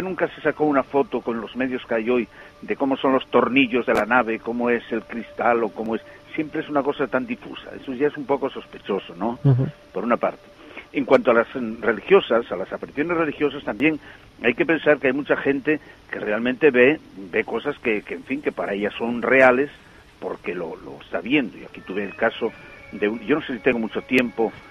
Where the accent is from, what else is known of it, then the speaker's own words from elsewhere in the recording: Pola de Somiedo, Asturias, Spain; yo soy de Somiedo, de Pola de Somiedo